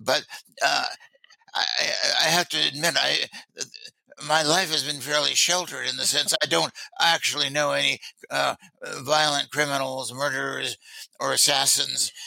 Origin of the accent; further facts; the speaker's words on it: Washington, District of Columbia, United States; also born or lived in Berlin / Paris; This is my hometown. I wasn't born here, but I've lived most of my life, which is pretty long now, here in Washington, D.C.